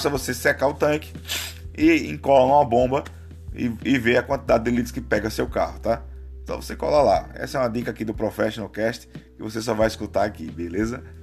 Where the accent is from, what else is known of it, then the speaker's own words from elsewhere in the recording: Aracaju, Sergipe, Brazil; now in São Paulo, Brazil; eu estou em São Paulo, eu moro em São Paulo por enquanto, mas eu sou de Aracaju, Sergipe, todo mundo que me acompanha sabe.